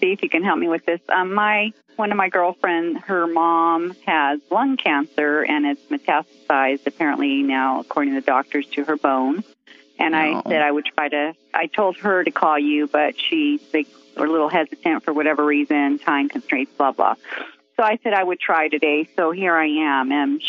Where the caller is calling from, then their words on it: Eagle, Idaho, United States; I'm calling from Boise, Idaho, or actually Eagle, Idaho.